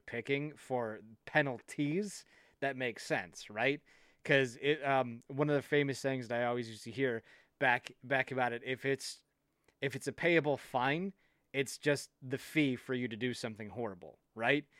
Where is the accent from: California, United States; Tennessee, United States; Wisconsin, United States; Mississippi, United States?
Wisconsin, United States; I'm from Wisconsin